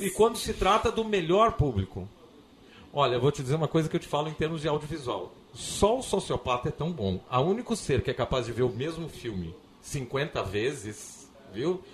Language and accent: Portuguese; Porto Alegre, Rio Grande do Sul, Brazil; moved away as an adult; also born or lived in Vacaria; now in Florianópolis, Brazil; Eu sou, eu nasci em Vacaria, mas com três meses de idade vim para cá. Então eu sou um porto-alegrense